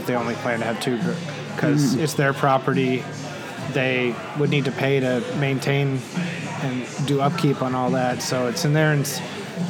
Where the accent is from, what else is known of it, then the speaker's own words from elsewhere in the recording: Netherlands; moved away; I grew up in the Netherlands, buildings can be really close together there. But I lived in the country, so it's a little different.